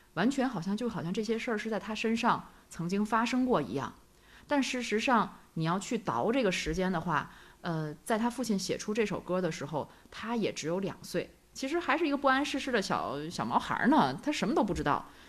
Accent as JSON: {"language": "Chinese", "region": "northern China", "country": "China", "said": "毕竟我们是北方人嘛"}